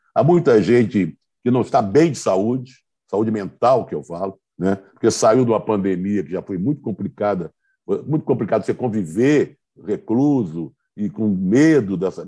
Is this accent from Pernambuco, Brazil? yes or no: no; Rio de Janeiro, Brazil; Eu que sou do Rio de Janeiro